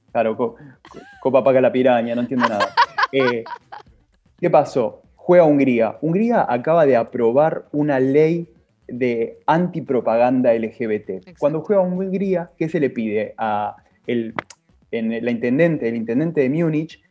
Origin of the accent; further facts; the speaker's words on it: San Martín, Buenos Aires Province, Argentina; yo soy de Villa de San Martín